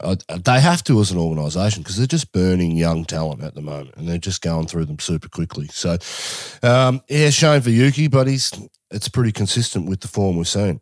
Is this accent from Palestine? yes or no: no; Australia; as an Aussie